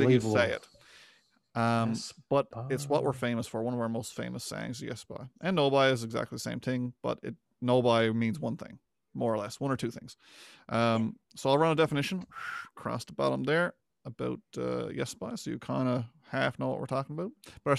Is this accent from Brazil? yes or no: no; Newfoundland and Labrador, Canada; If you didn't already know from our dialect, how fast I talk, Chad's towny accent, we're all from Newfoundland.